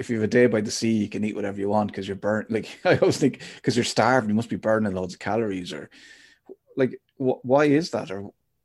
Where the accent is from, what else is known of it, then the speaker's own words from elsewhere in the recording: Athlone, Westmeath, Ireland; moved away; I'm from Athlone originally